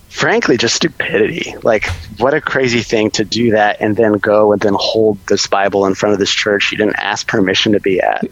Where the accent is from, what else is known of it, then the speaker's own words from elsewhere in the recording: Austin, Texas, United States; I grew up in Texas, so that was in Austin